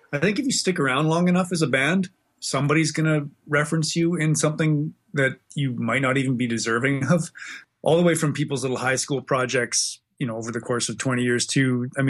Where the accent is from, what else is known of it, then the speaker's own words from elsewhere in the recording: Western Canada, Canada; also born or lived in Australia; now in Winnipeg, Canada; Generally, yeah. My dad was a fighter pilot in the Air Force. So we kind of moved around a lot. We spent a little bit of time in Australia in the 70s, but mostly I was in Western Canada.